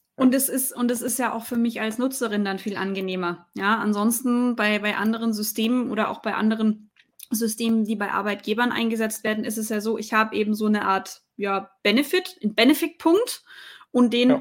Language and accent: German; Swabia, Baden-Württemberg, Germany; für mich als Schwäbin